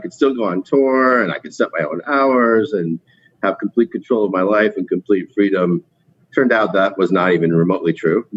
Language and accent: English; Connecticut, United States; moved away as an adult; also born or lived in Burlington, Vermont; now in Brooklyn, United States; I'm from Connecticut, but I've lived in New York City for about 20 years, and I've been in Brooklyn for about 16 of those years.